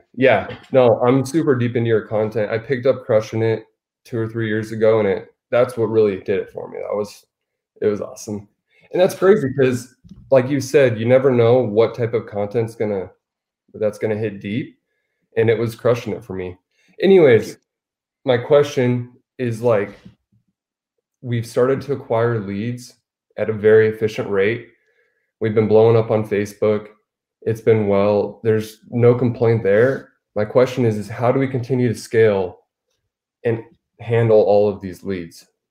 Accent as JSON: {"language": "English", "region": "Arizona", "country": "United States"}